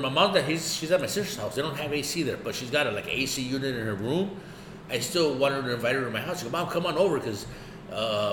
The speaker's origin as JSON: {"language": "English", "town": "Los Angeles", "region": "California", "country": "United States", "tie": "born or raised there", "said": "growing up in East"}